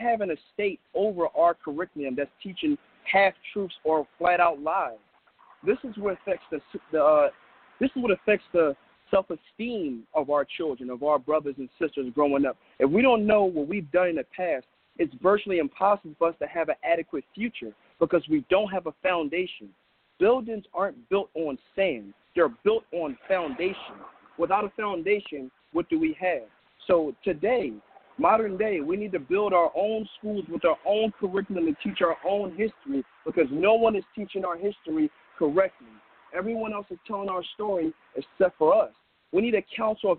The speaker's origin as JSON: {"language": "English", "town": "Philadelphia", "region": "Pennsylvania", "country": "United States", "tie": "born or raised there", "said": "I grew up in Philadelphia. I was born and raised in Philadelphia"}